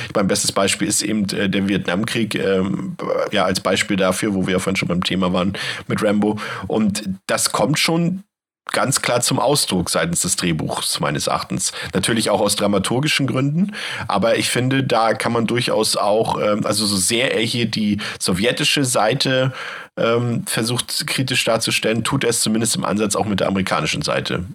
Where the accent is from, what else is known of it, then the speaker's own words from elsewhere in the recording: Germany; ich bin ja noch in der DDR geboren